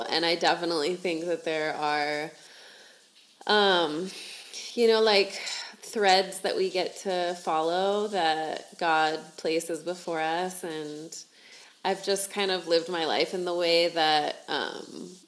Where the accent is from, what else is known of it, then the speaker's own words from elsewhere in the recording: United States; moved away; also born or lived in South America; I was actually born down here, but I grew up in the States, and both of my parents are from the United States